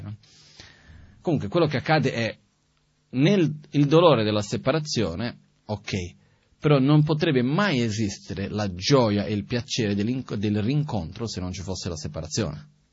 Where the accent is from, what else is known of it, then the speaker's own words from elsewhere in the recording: Brazil; now in Italy; io sono nato in Brasile, di una famiglia metà ebrea, metà presbiteriana